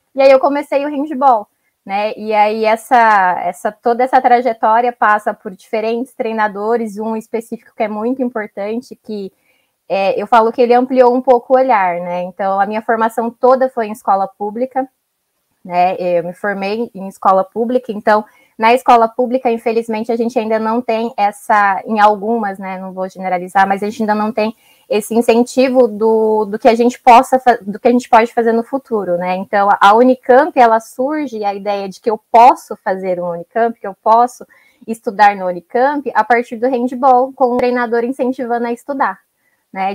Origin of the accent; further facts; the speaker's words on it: São Paulo, Brazil; also born or lived in Ceará; fui criada em São Paulo, né, nasci no Ceará, mas fui criada em São Paulo.